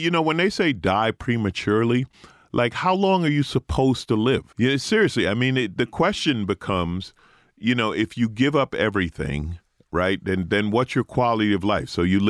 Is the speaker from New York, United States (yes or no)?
yes; New York, United States; I grew up in New York.